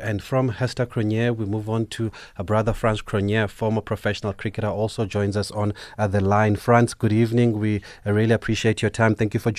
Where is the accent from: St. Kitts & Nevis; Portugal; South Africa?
South Africa; Eastern Cape; I'm from the Eastern Cape.